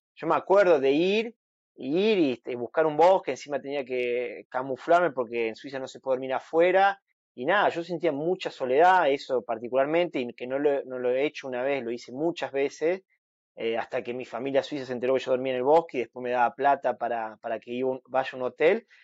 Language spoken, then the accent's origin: Spanish; Argentina; soy el argentino